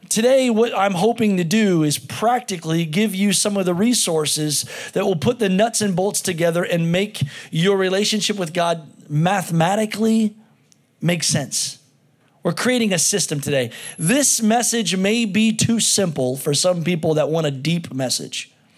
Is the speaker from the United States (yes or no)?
yes; United States; as an American